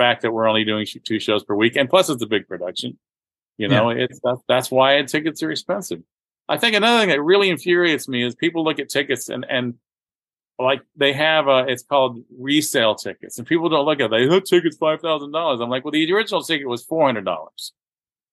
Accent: Florida, United States; growing up in Florida

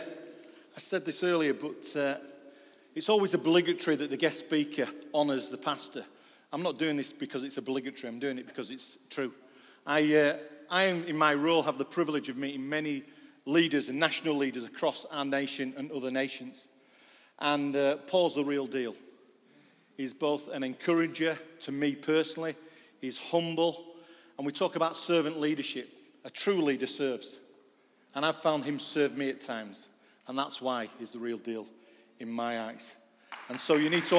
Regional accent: Manchester, North West England, United Kingdom; moved away; also born or lived in Yorkshire; I'm a Mancunian. I was born in Manchester

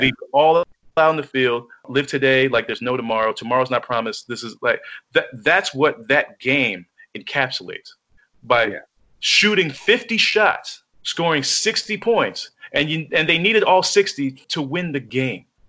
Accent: New York, United States; as a New Yorker

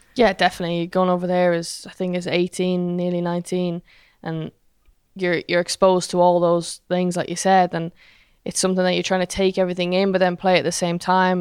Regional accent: Ireland

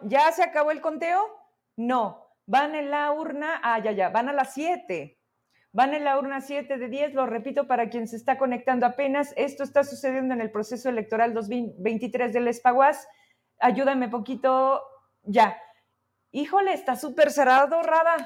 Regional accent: Zacatecas, Mexico; los zacatecanos

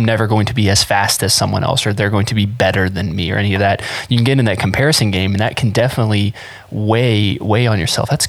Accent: Florida, United States; now in Ohio, United States; And just basically cause I moved to Ohio from South Florida, and I needed something to like, I needed a reason to be outside.

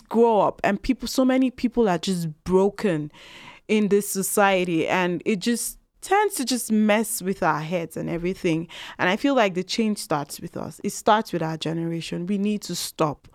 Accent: Nigeria; now in Canada; I'm from Nigeria.

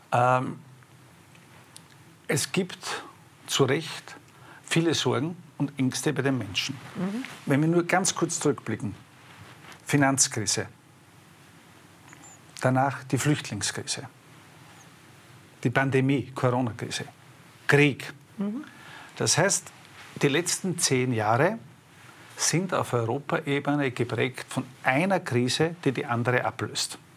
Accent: Styria, Austria; bin ein Steirer, wir nennen diese Messer Feitel

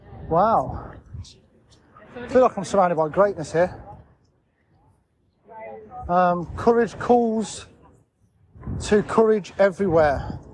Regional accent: United Kingdom; It's the thing about being British, I suppose.

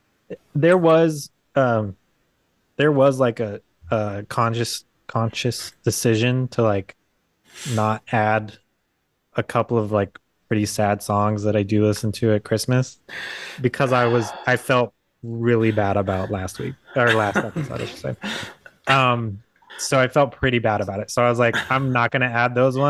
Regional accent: California, United States; moved away; also born or lived in Utah; I grew up in California and it's always like warm

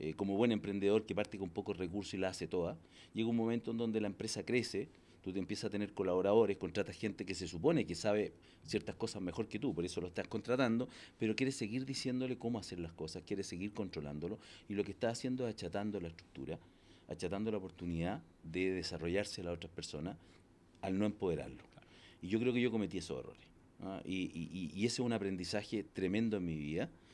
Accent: Los Ángeles, Biobío, Chile; Yo nací en Los Ángeles, un pueblito. No tenía ni edificios en esa época.

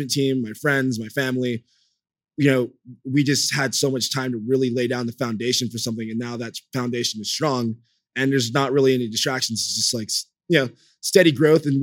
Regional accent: Los Angeles, California, United States; LA, my hometown

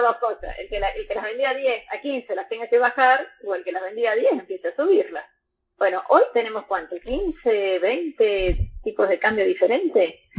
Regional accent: Argentina; somos todos argentinos

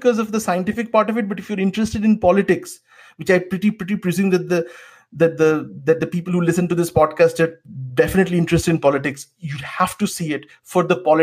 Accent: West Bengal, India; we grew up in Bengal.

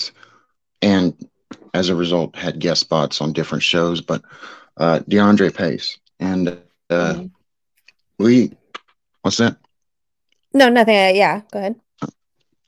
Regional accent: South Mississippi, United States; I'm from South Mississippi, so, you know, it's deep red here.

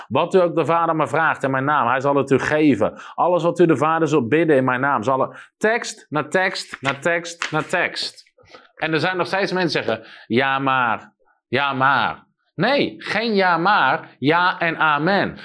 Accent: Netherlands; als Nederlander

